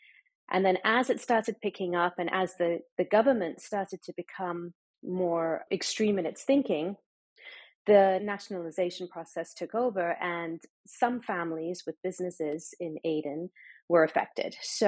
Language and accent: English; Dubai, United Arab Emirates; I grew up in the Middle East. I grew up in Dubai, so I have that perspective.